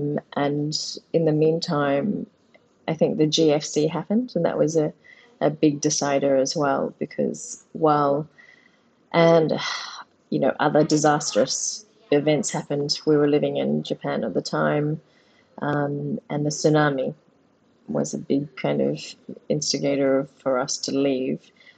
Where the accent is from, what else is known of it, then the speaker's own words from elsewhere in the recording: Mossman, Queensland, Australia; I grew up in Mossman, and we can talk a little bit about that. We were the first Asians, pretty much the first Asian kids in our neighborhood.